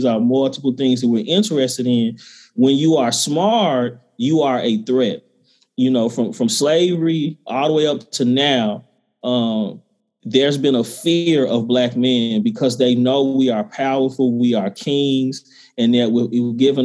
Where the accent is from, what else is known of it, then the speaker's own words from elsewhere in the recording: the South, United States; I'm a brother from the South. My people are from South Georgia and Mississippi.